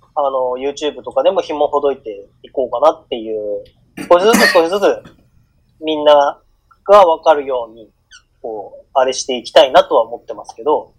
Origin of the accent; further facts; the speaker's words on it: Hokkaido, Japan; 僕は北海道出身なんでレバンガを押してますけ